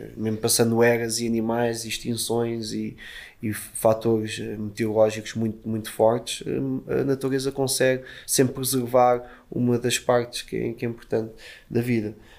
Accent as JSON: {"language": "Portuguese", "region": "Lisbon", "country": "Portugal", "said": "eu sou de Lisboa"}